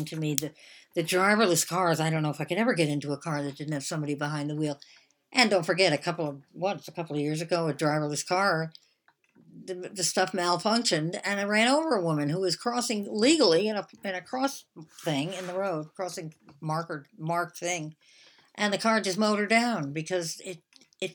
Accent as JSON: {"language": "English", "country": "United States", "said": "I'm an American"}